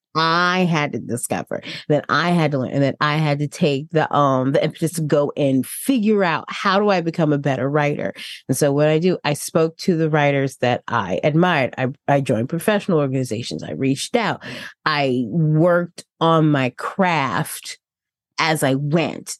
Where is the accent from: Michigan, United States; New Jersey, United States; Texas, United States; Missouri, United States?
New Jersey, United States; moved away; also born or lived in Tennessee; my home state